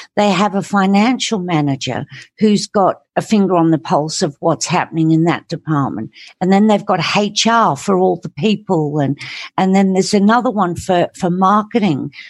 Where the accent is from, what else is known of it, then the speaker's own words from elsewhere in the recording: England, United Kingdom; I grew up in England